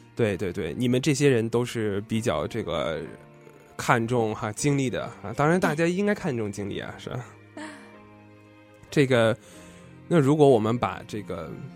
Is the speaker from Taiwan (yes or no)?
no; Tianjin, China; 我们都是天津人